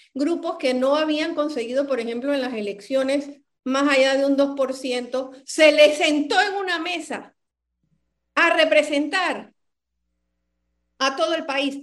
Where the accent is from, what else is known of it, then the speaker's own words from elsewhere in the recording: Panama; Yo quiero que alguien me dé la seguridad como ser humano y como panameña